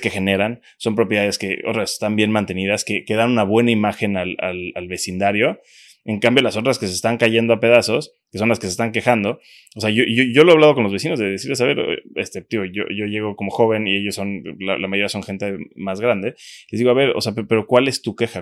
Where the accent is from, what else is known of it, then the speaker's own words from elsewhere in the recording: Cancún, Quintana Roo, Mexico; yo soy de Cancún desde pequeño